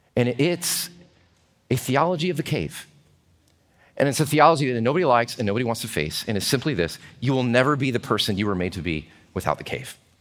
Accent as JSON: {"language": "English", "country": "United States", "said": "as Americans"}